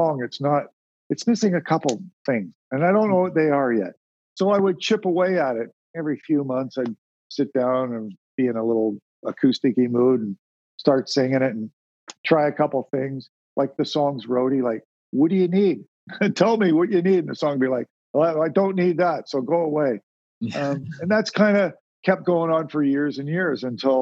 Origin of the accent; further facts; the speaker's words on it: Sarnia, Ontario, Canada; I was born and raised in Sarnia, Ontario, which was a border town.